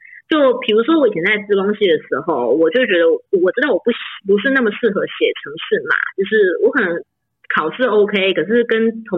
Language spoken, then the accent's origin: Chinese; Chiayi, Taiwan; 如果我就钱就花完，那我可能在嘉义，我是嘉义人，就是那我就在嘉义，就是当我爸妈的名虫，这样当一年，就是跟爸妈一起陪一年。